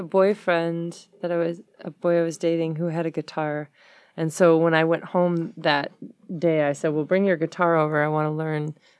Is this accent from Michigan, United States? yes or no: yes; Detroit, Michigan, United States; Yeah, I was born on the West Side.